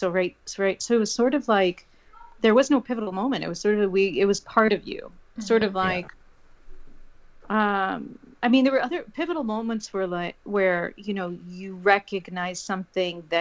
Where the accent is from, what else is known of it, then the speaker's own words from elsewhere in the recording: Crown Point, Indiana, United States; moved away as an adult; now in Washington, D.C. area, United States; originally, I was from Northwest Indiana, born and raised in Crown Point, Maryville area, about 40 minutes outside of Chicago in that area.